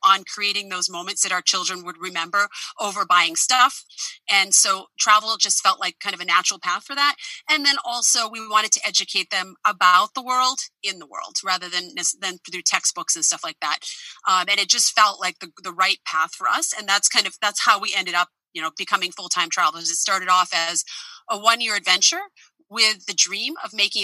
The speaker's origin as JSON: {"language": "English", "country": "United States", "moved": "as an adult", "said": "I am an American who's been living outside the United States since 2014"}